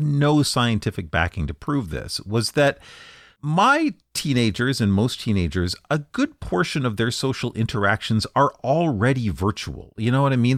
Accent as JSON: {"language": "English", "country": "Canada", "said": "I'm Canadian"}